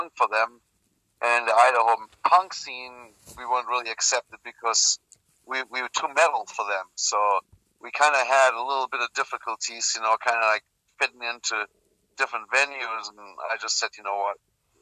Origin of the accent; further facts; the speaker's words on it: Germany; moved away as an adult; I was born and raised in Germany. I lived there until I was 23.